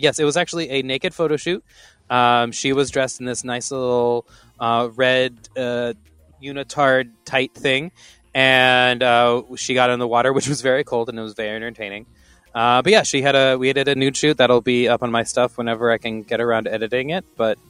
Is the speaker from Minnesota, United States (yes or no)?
no; Texas, United States; moved away; I am down in a great state of Tejas. I came down for some early holiday stuff.